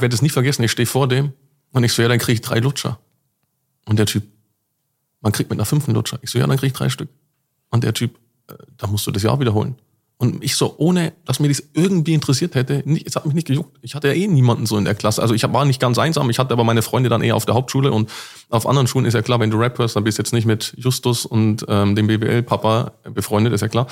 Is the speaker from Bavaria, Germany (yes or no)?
yes; Cham, Bavaria, Germany; also born or lived in Nabburg / near Nuremberg; now in Dubai, United Arab Emirates; wo ich dann auf groß geworden bin, quasi so die wichtigste Part meines Lebens war dann in Cham, C H A M, ja, an der tschechischen Grenze